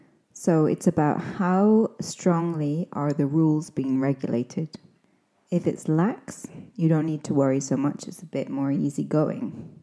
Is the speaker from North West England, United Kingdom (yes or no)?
no; Scotland, United Kingdom; accent: Scottish; also born or lived in Cambridge / London; my accent is a bit of a mix of different influences. Sometimes it's a bit hard to place, but I think you can hear some Scottishness in there.